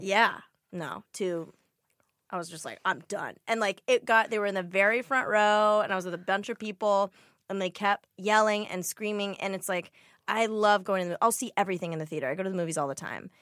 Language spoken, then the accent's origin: English; Glendale, California, United States; I grew up in Glendale, which is in the valley